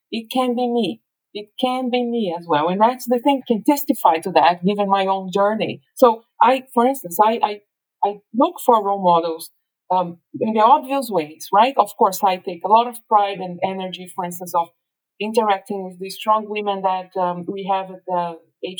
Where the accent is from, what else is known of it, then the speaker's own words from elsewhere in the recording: São Paulo, Brazil; I was born in Brazil, and São Paulo, like I said, a middle child of a very humble family, you know, lived in a neighborhood that was predominantly Black